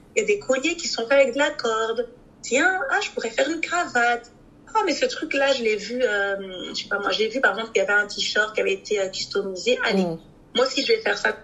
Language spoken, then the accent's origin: French; Brussels, Brussels-Capital Region, Belgium; Je suis née et j'ai grandi ici à Bruxelles.